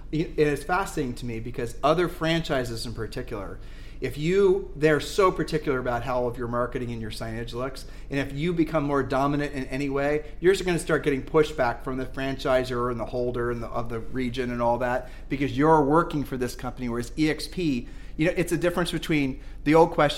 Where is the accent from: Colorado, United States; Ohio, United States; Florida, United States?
Ohio, United States; I'm the one from Ohio